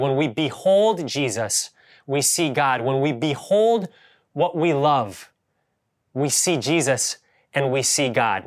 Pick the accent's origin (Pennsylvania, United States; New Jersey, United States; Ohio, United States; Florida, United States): Ohio, United States; now in Bay Area, United States; I grew up in Ohio, and we had real yards